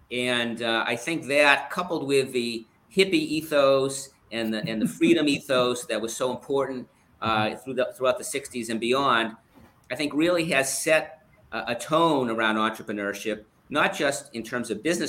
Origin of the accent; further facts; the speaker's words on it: Boston, Massachusetts, United States; now in London, United Kingdom; I'm from the Boston area